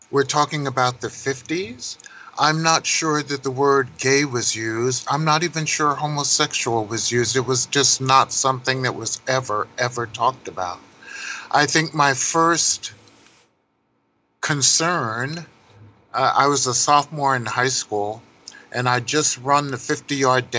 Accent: Paterson, New Jersey, United States; I grew up in Paterson, New Jersey, which is about 8 minutes across the George Washington Bridge

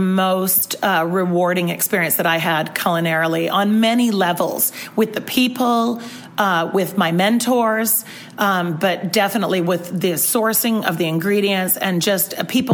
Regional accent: Vancouver, British Columbia, Canada; I'm from Canada.

